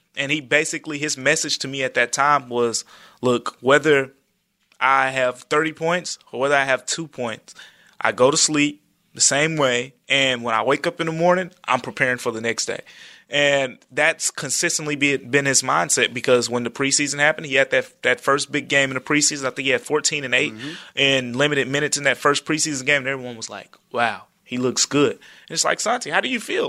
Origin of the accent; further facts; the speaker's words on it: Memphis, Tennessee, United States; I grew up in Memphis